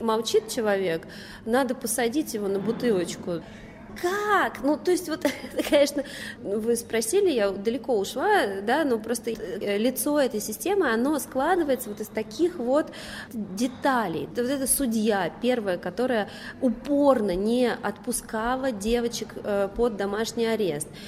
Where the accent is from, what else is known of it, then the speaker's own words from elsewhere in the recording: Moscow, Russia; я родилась и выросла в Москве